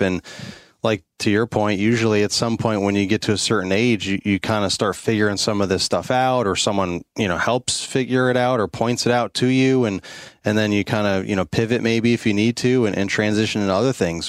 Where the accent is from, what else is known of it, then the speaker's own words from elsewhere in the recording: New York, United States; moved away as an adult; I'm originally from the New York State, so I know cold and I know snow